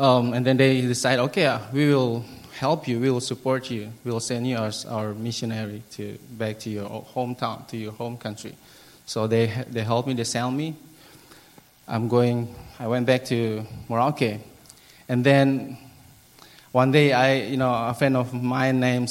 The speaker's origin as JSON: {"language": "English", "country": "Timor-Leste", "tie": "born or raised there", "also_born_or_lived": "Merauke, Papua, Indonesia", "second_language": "English", "moved": "as an adult", "said": "I grew up in East Timor. I finished my elementary school, junior high, and high school."}